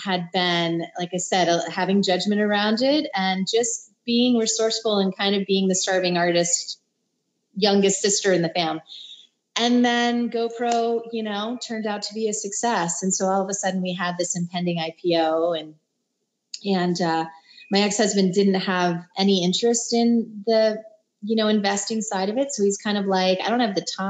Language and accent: English; New Jersey, United States; moved away; also born or lived in California; I grew up in New Jersey, a suburb of Manhattan